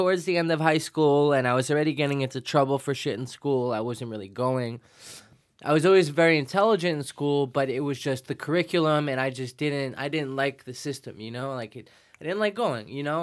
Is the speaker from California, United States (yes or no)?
no; New York City, New York, United States; also born or lived in Financial District, Manhattan; grew up in Williamsburg, Brooklyn